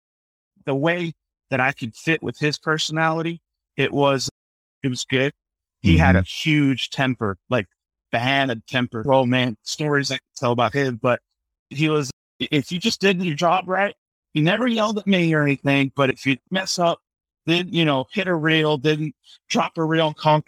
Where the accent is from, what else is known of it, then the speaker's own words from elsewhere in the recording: Palm Bay, Florida, United States; also born or lived in Fort Lauderdale, Florida / Ecuador (ancestry); I was born in South Florida, in Fort Lauderdale, but I grew up in Central Florida in Palm Bay, Melbourne